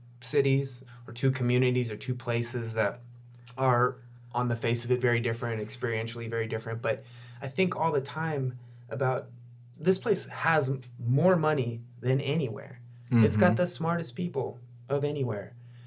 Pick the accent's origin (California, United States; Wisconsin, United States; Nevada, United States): Wisconsin, United States; now in Santa Clara County, United States; my hometown, where my dad still lives and where I still go to visit friends.